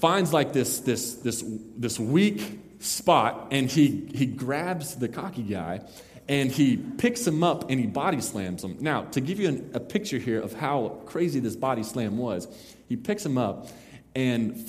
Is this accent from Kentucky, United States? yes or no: no; Mesquite, Texas, United States; we went to Mesquite, Texas, my hometown